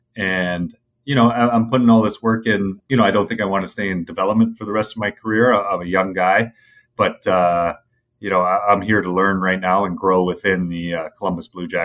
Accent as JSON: {"language": "English", "town": "Toronto", "region": "Ontario", "country": "Canada", "tie": "born or raised there", "said": "And for me, growing up in Toronto around Original Six, where hockey is number one"}